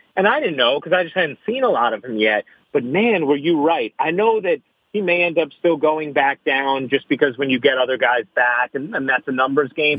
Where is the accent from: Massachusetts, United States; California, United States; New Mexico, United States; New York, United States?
New York, United States; New York City; as a New Yorker